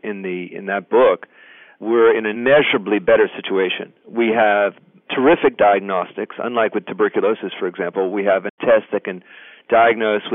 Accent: United States; I'm an American

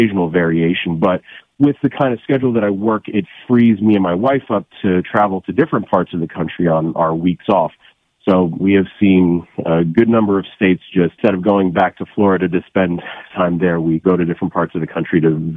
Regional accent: South Africa; moved away; I am originally from South Africa

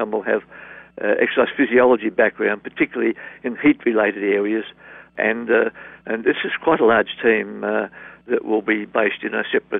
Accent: Perth, Western Australia, Australia; I'm from Perth, Western Australia

